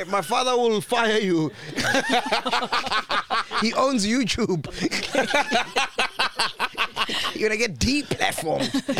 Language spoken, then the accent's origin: English; Venda, Limpopo, South Africa; moved away; I'm a dude from Venda.